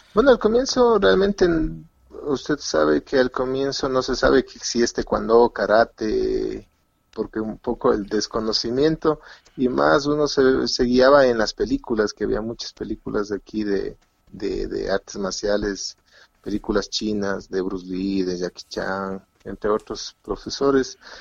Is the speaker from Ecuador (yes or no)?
yes; Quito, Pichincha, Ecuador; Hicimos un grupo de, amigos de un colegio para poder competir en, un evento intercolegial acá en, en, Quito, Ecuador